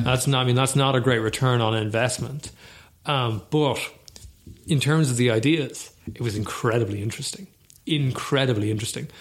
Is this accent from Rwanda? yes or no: no; Ireland; we are Irish